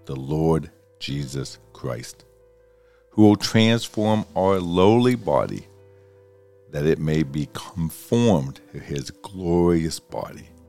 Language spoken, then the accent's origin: English; Pittsburgh, Pennsylvania, United States; We grew up in Pittsburgh